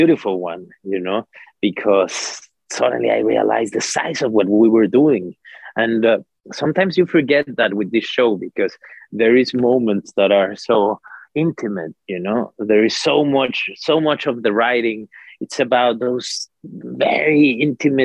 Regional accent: Mexico; I come from Mexico

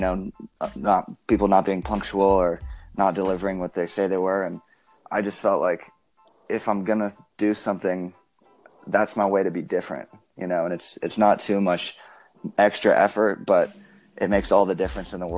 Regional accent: Bozeman, Montana, United States; now in Las Vegas, United States; stay in Bozeman, which is where I grew up, and finish high school

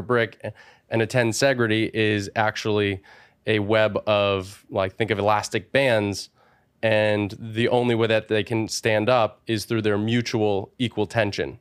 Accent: Wallingford, Connecticut, United States; from a small town called Wallingford, Connecticut

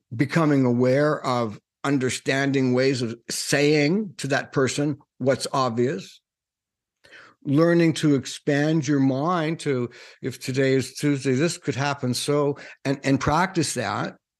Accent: Canada; I'm, I'm Canadian

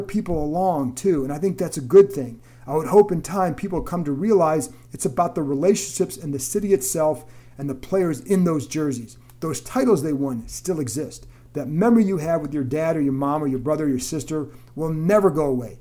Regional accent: Cleveland, Ohio, United States; moved away; I grew up in Cleveland and saw the team move away

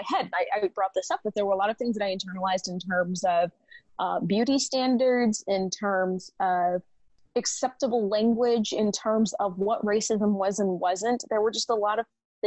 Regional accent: Lakeland, Florida, United States; moved away; also born or lived in New Jersey / Jacksonville, Florida / Austin, Texas; the place that I spent probably the most time in my life altogether would be Lakeland, Florida

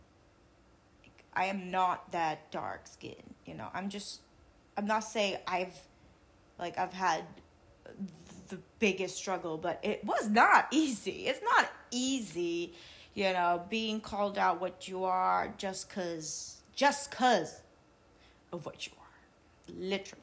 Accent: Macau; moved away; I was born in Macau

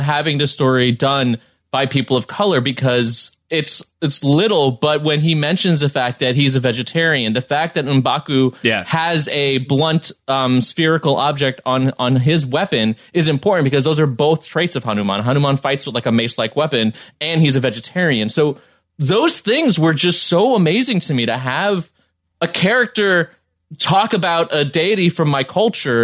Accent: New York City, New York, United States; now in Los Angeles, United States; growing up in the Bronx and, you know, my family being Caribbean

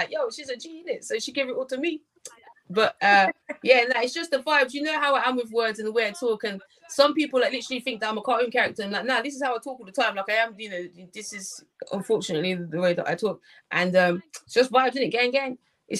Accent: Australia; I'm from Australia.

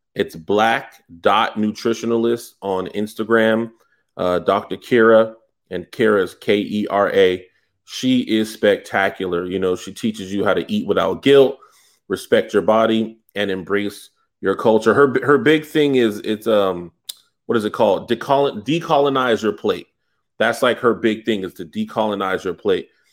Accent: the South, United States; I'm from the South

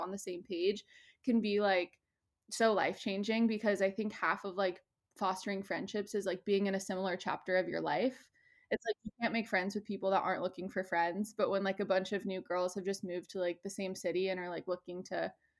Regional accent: Midwest, United States; now in Los Angeles, United States; I'm a Midwesterner

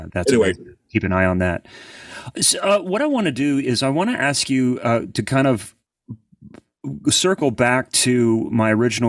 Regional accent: Columbus, Ohio, United States; now in Nashville, United States; No, I'm originally from Columbus, Ohio. So yeah, the city of like no accent, and my kids were raised here, but they have no accent either.

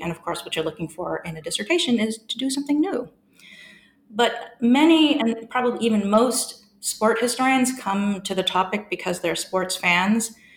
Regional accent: San Francisco, California, United States; moved away as an adult; also born or lived in Melbourne, Australia; now in Durham, United Kingdom; I grew up in the fabulous city of San Francisco

